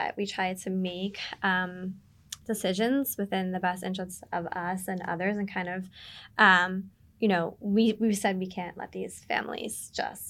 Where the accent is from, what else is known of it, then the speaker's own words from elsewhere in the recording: Marlboro, New Jersey, United States; moved away as an adult; also born or lived in Brooklyn, New York; now in Staten Island, United States; Born in Brooklyn, moved to Jersey. I'm from Marlboro